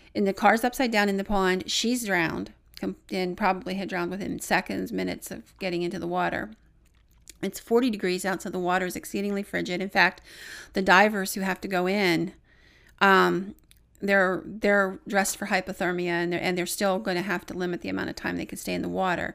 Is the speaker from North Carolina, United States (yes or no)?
no; Williamsburg, Pennsylvania, United States; Williamsburg, which is my hometown